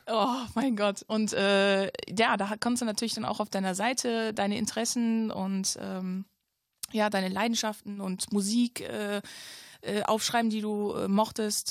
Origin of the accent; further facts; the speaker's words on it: Ratingen, North Rhine-Westphalia, Germany; ich komme aus Rating, äh, ein kleines Dörfchen, obwohl was heißt klein, ne? Ein kleines Städtchen